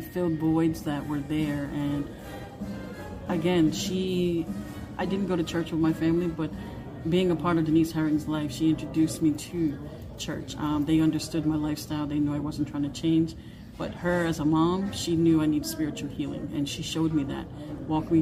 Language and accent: English; Rhode Island, United States; We're from Rhode Island